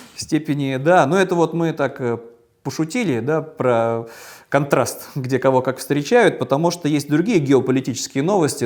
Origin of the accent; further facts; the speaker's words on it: Saint Petersburg, Russia; в моем родном Петербурге